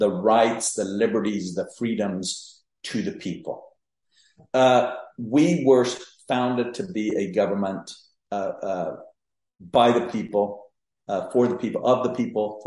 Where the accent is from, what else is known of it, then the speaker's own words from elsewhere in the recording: Mexico; moved away as an adult; also born or lived in San Luis Potosí, Mexico; now in Texas, United States; I was born and raised in Mexico.